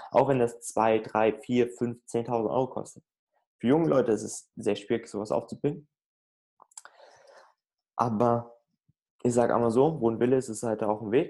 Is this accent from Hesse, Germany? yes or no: yes; Frankfurt, Hesse, Germany; da kann ich nicht, also ich komme aus Frankfurt, da kann ich jetzt nicht jeden Tag mal so drei Stunden rüberfahren